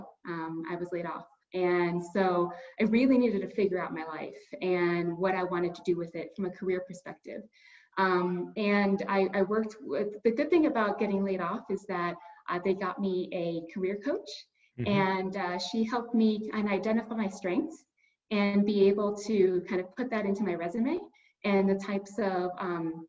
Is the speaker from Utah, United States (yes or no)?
no; Inglewood, California, United States; I grew up in Inglewood, California.